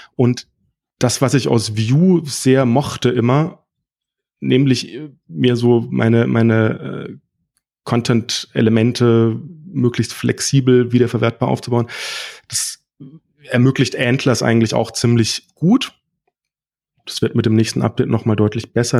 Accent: Freiburg, Baden-Württemberg, Germany; komme aus Freiburg

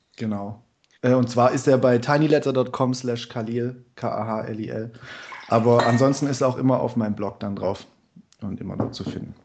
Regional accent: Stuttgart, Baden-Württemberg, Germany; ich bin aus Stuttgart. Ich arbeite momentan in Karlsruhe

